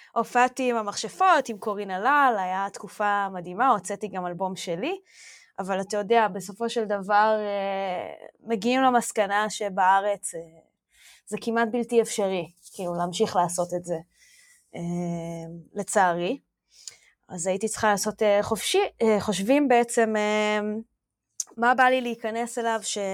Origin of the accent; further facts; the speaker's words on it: Omer, Southern District, Israel; אני גדלתי בעומר, בדרום